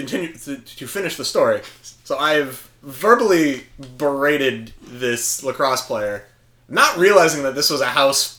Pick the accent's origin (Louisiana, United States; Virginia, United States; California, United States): Virginia, United States; Fairfax; I'm from Fairfax.